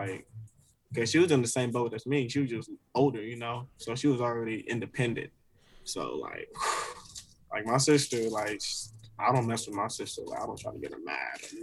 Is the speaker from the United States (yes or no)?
yes; Oakland, California, United States; moved away; as a kid when I was growing up in Oakland, like I was living with my grandparents